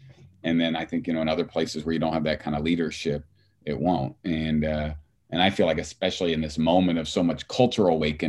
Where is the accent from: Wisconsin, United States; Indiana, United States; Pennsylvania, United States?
Indiana, United States; Southern; a white guy growing up in Southern Indiana